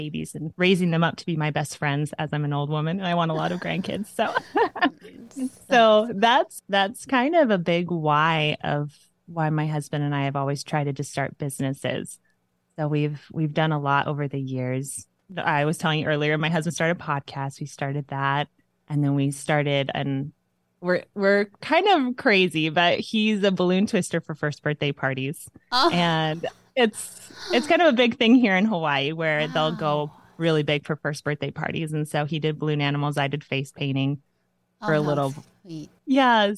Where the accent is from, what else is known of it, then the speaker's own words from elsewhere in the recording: Mexico; moved away; And I grew up in Mexico as a missionary kid down there and then came over here, met my man